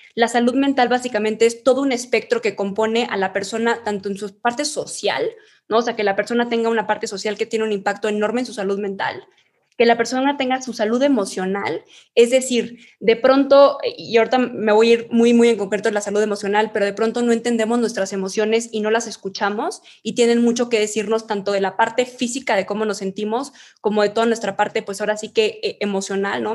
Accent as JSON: {"language": "Spanish", "region": "Chihuahua", "country": "Mexico", "moved": "yes", "lives_now": "Mexico City, Mexico", "said": "nosotros somos de Chihuahua"}